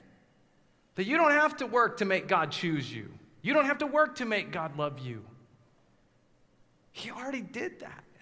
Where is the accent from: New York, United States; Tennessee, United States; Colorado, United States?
Colorado, United States; moved away; 8-foot snowstorms growing up in Colorado